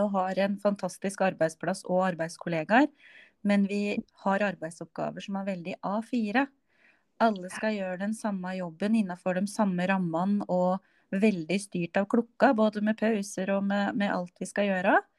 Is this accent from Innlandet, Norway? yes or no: yes; Innlandet, Norway; Jeg kommer jo fra Østerdalen